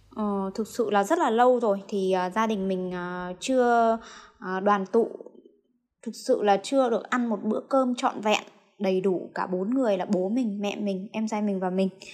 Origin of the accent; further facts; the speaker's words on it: Lạng Sơn, Vietnam; now in Hanoi, Vietnam; mình đến từ Lạng Sơn